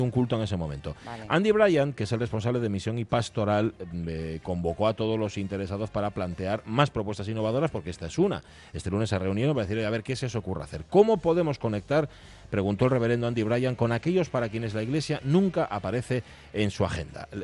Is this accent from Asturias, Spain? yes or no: yes; Gijón, Asturias, Spain; Yo soy muy de Gijón, muy de Gijón